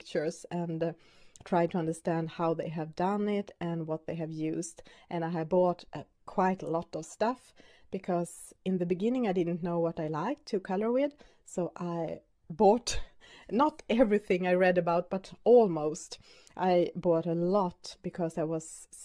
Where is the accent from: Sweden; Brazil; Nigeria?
Sweden; first language Swedish; English is a second language; My main language is, of course, Swedish.